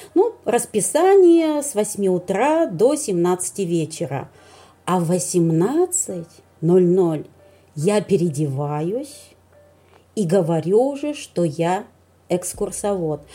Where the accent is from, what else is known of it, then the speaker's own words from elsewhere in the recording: Vologda, Vologda Oblast, Russia; я из Вологды